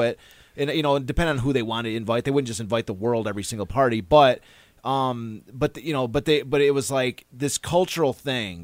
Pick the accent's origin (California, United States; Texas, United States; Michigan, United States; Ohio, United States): Michigan, United States; Kalamazoo; now in Detroit, United States; I'm from Kalamazoo